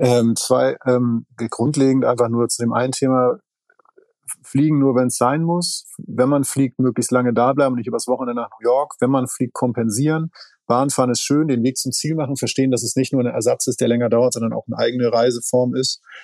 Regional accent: Schleswig-Holstein, Germany; ich komme aus Schleswig-Holstein. Das heißt, alle meine Kindheit

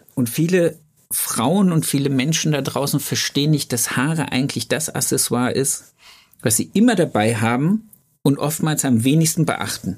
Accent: Thuringia, Germany; now in Ludwigsburg, Germany; ich komme ja aus dem Osten Deutschlands, aus Thüringen

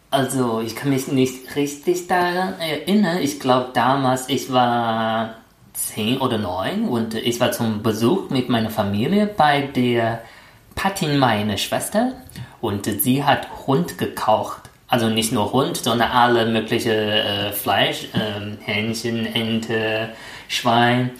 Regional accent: China; German is a second language; moved away as an adult; now in Germany; ich bin seit vier Jahren in Deutschland und ich bin Chinesisch.

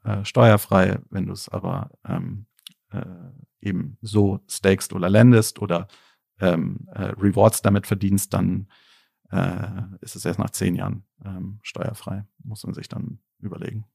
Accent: Berlin, Germany; ich bin ja Berliner, auch in Berlin geboren

